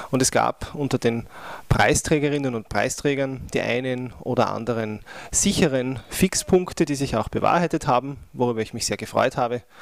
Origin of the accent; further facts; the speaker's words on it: Austria; auch wenn wir als Österreicher äh, leider hinnehmen müssen